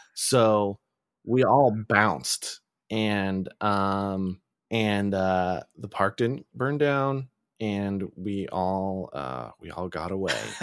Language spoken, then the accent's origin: English; East Bay, California, United States; when we were in high school growing up in the East Bay